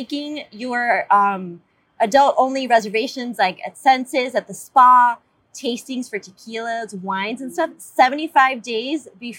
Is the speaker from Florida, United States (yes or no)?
yes; South Florida, United States; I'm born and raised in South Florida.